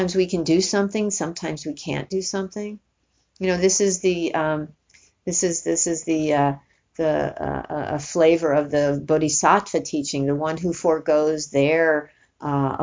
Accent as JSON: {"language": "English", "region": "New York", "country": "United States", "said": "I'm from New York"}